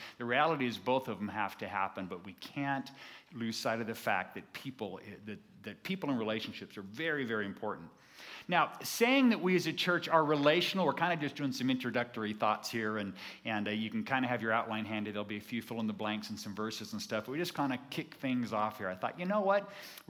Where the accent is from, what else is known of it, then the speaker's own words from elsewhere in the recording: California, United States; I came from Southern California, and there was a church in our area that called themselves the Friendly Church.